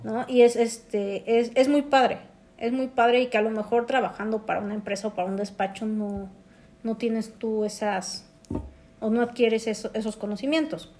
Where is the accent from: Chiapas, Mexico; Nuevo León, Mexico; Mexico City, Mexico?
Mexico City, Mexico; somos oriundos de la Ciudad de México.